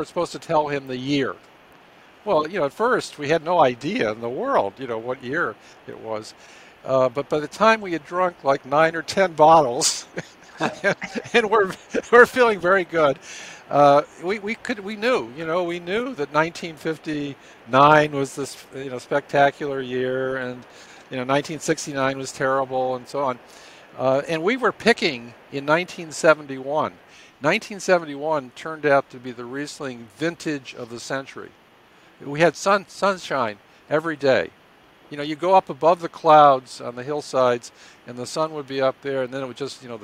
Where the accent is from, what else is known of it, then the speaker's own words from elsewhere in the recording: Ithaca, New York, United States; I grew up in Ithaca, New York, where Cornell is located.